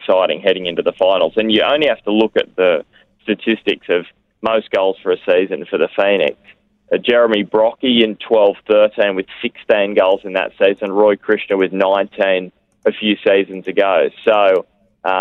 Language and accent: English; Newcastle, New South Wales, Australia; I'm from Newcastle